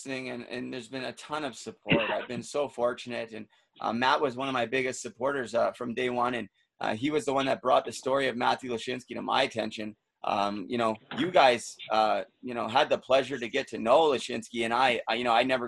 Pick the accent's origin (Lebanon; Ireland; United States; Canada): Canada; Vancouver, British Columbia; now in Muskoka, Canada; I'm living in Muskoka. I'm from Vancouver.